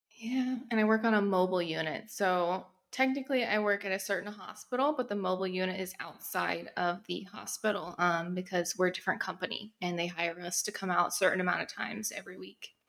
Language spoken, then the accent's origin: English; Texas, United States; now in New York, United States; I currently live in New York, but I'm from Texas